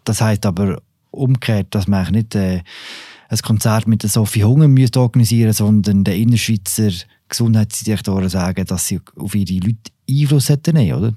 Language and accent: German; Switzerland; bei uns in der Schweiz